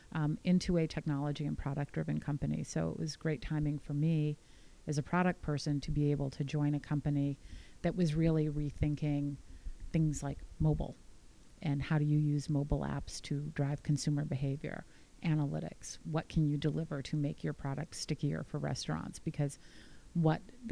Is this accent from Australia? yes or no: no; United States